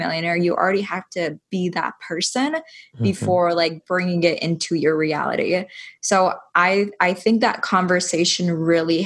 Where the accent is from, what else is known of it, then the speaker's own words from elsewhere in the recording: Iowa, United States; I'm from Iowa